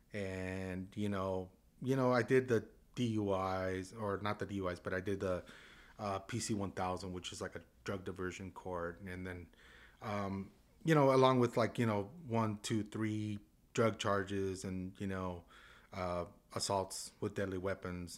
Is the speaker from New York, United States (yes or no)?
no; San Juan Capistrano, California, United States; I grew up in San Juan Capistrano, right in the barrio right there